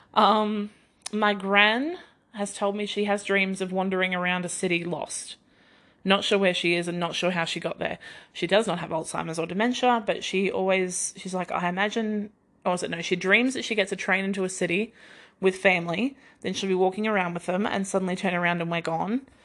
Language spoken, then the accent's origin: English; Queensland, Australia; also born or lived in Victoria, Australia; So when we moved from Victoria to Queensland